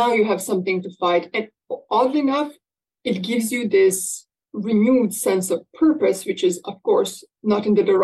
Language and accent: English; Bosnia & Herzegovina; moved away; I come from Bosnia and Herzegovina